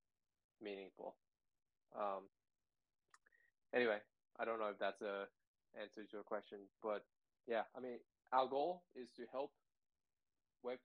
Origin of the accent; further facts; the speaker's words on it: Sydney, New South Wales, Australia; I grew up in Sydney.